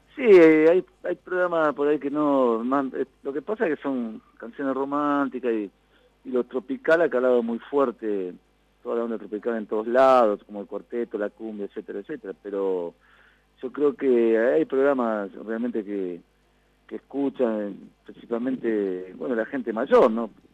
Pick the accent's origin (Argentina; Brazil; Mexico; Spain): Argentina; Concordia, Entre Ríos; nosotros somos de Concordia, de aquí la provincia de Entre Ríos